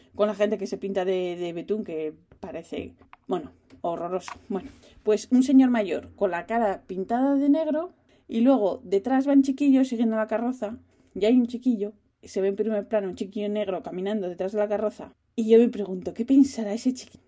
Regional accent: Spain; now in Netherlands; yo vengo de España

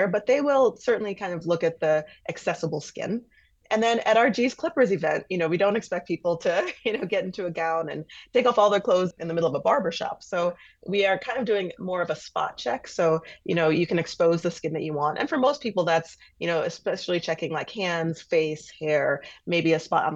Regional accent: Milwaukee, Wisconsin, United States; I'm from Milwaukee. I love Milwaukee. I love southeastern Wisconsin

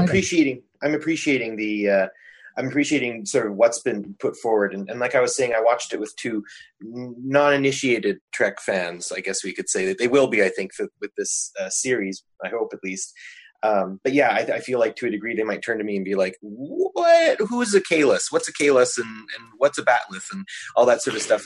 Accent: Canada; I'm a Canadian

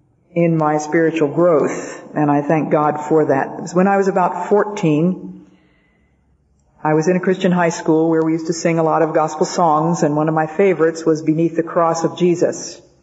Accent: Belgium; born there; My parents had been missionaries, and I was born in Belgium because of their being over there.

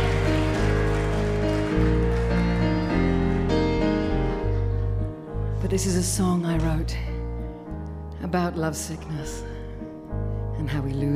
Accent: Wales, United Kingdom; also born or lived in London; now in California, United States; I am from London. I'm actually originally from Wales. I'm from London.

